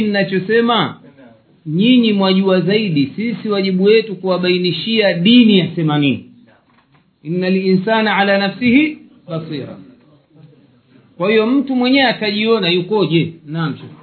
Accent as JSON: {"language": "Swahili", "country": "Tanzania", "moved": "yes", "said": "nchi yetu tanzania"}